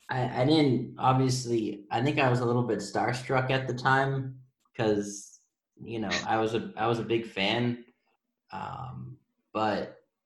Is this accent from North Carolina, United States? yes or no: no; Wakefield, Massachusetts, United States; yeah, we're from Wakefield, so right there.